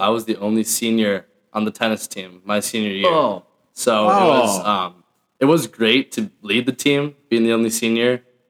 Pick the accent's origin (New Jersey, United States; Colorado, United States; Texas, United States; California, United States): California, United States; San Luis Obispo; moved away; I am from Central Coast, California, San Luis Obispo.